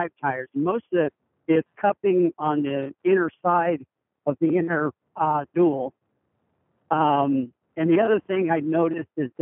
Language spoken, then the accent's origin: English; Medford, Oregon, United States; Medford, Oregon